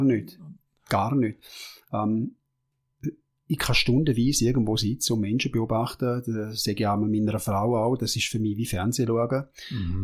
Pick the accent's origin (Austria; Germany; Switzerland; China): Switzerland; als Schweizer